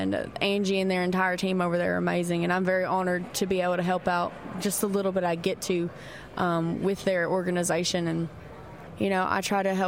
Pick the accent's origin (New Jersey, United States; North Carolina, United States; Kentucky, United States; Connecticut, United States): Kentucky, United States; I'm from Kentucky.